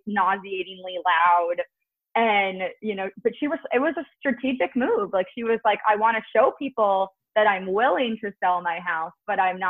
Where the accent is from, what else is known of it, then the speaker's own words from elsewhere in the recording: New Jersey, United States; now in Brooklyn, United States; I'm from Jersey